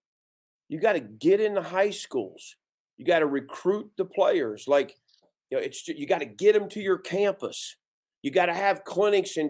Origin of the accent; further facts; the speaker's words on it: West Virginia, United States; I grew up in West Virginia